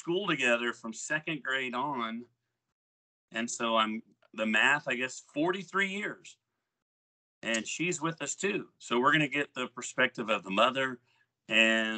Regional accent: Oklahoma, United States; we went to school together, so people do realize, I guess, that we're all from Oklahoma

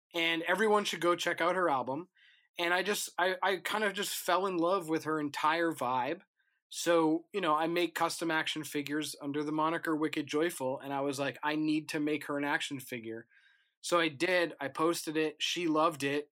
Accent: New Hampshire, United States; I live 51 miles north of Boston, right? So I'm from New Hampshire.

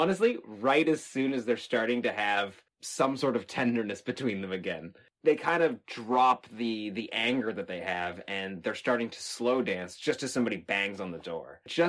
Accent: Texas, United States; And I remember growing up in Texas in an area where you could go outside in the middle of the night and scream, and nobody would hear it.

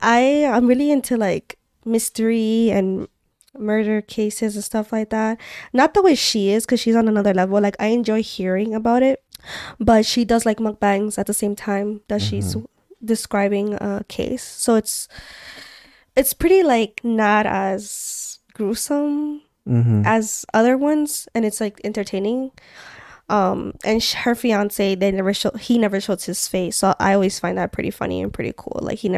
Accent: Montreal, Quebec, Canada; Since we're from Montreal, we can talk about also like, what have you, these couple weeks we've been exploring more.

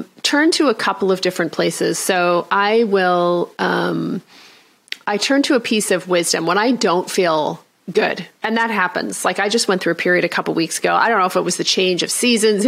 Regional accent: Canada; I'm Canadian

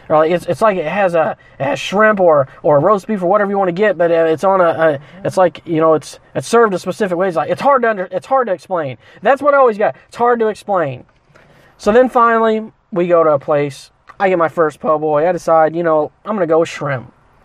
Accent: Midwest, United States; moved away; because I was from the Midwest, and when people talked about po' boy, let me tell you about this before we sign off here. When I first moved here, everyone started talking about these things fucking po' boys.

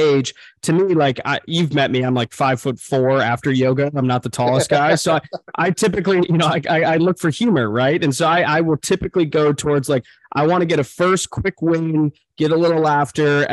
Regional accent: Michigan, United States; I'm from Michigan

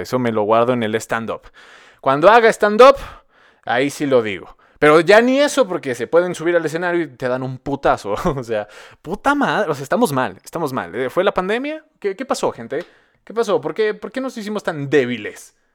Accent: Mexico; vivo en Latinoamérica, soy residente de México

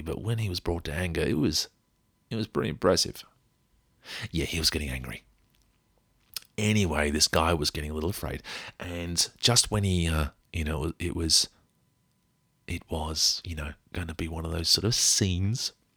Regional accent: Australia; we came from Australia

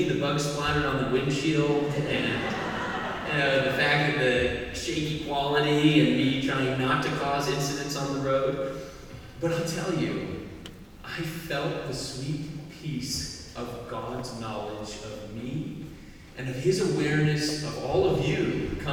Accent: Arizona, United States; moved away; I come from Arizona originally.

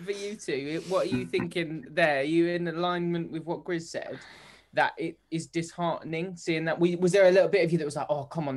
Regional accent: United Kingdom; I'm so British.

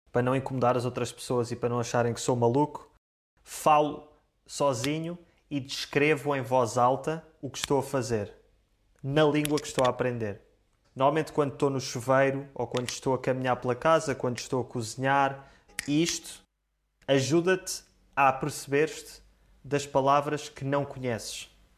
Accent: Portugal; first language Portuguese; Eu sou português

